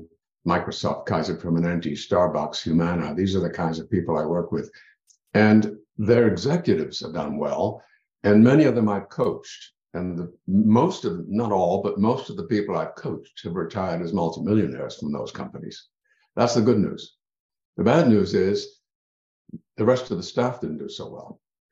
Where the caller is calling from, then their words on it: Ontario, Canada; I'm in Ontario.